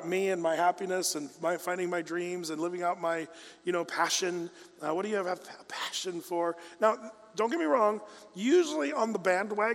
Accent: United States; as an American

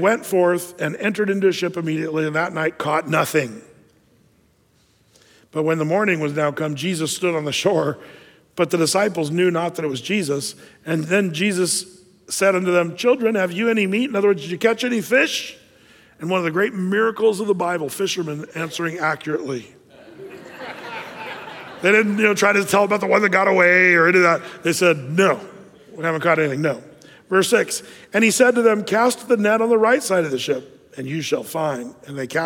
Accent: Southern Oregon, United States; I'm from Southern Oregon

